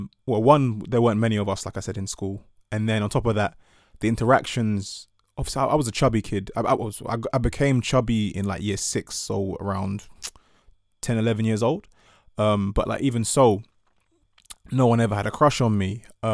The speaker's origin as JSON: {"language": "English", "country": "Ghana", "said": "And sort of like, therefore, having this pride in being Ghanaian and, you know, being being Ewe, but the idea of being black was a bit more daunting."}